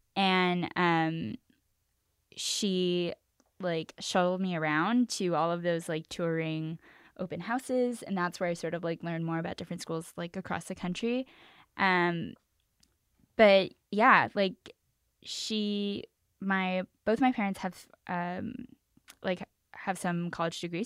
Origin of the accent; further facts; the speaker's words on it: Los Angeles, California, United States; also born or lived in New York; I grew up in East Los Angeles, the real is three two three